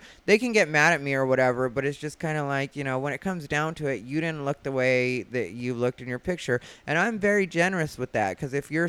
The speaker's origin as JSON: {"language": "English", "region": "Arizona", "country": "United States", "said": "I'm from Arizona."}